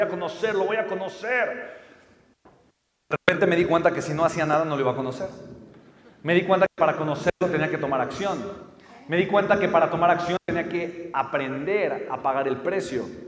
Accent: Mexico; pues soy mexicano

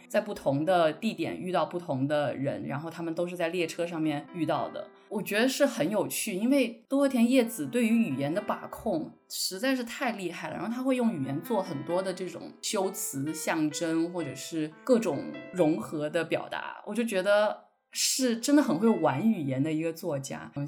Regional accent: Guilin, Guangxi, China; accent: Guilin dialect; first language Guilin dialect; Chinese is a second language; 因为我觉得我的母语应该是桂林话，所以我就觉得，哎，普通话是不是有点外？

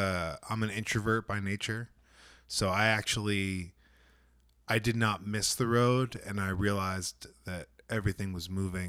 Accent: Northeast, United States; I came from the Northeast.

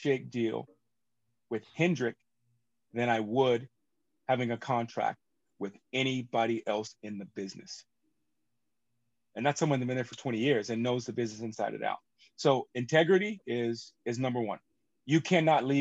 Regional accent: United States; for me being an American

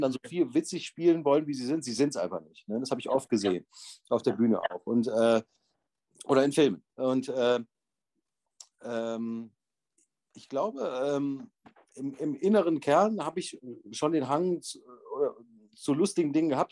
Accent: Bonn, North Rhine-Westphalia, Germany; moved away as an adult; also born or lived in Vienna, Austria; Ich bin genauso wie du äh, in Bonn geboren und aufgewachsen

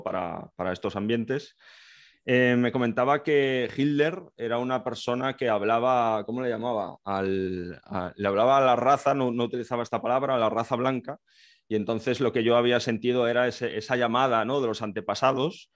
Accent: Galicia, Spain; moved away; yo soy gallego, actualmente estoy en el ejército

